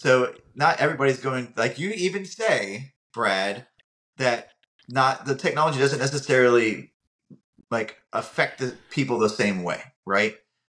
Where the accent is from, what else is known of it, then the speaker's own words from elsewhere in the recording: United Kingdom; I know it's Puma, but I like to say Puma because I'm from Great Britain.